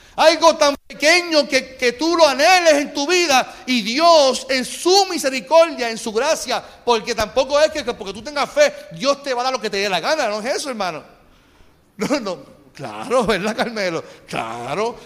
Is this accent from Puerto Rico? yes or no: yes; Carolina, Puerto Rico; yo me crié en, en Cacolina. En Cacolina